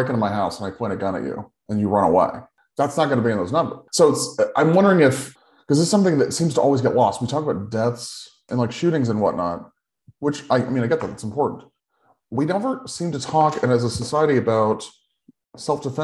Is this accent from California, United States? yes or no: yes; Sacramento, California, United States; my hometown of Sacramento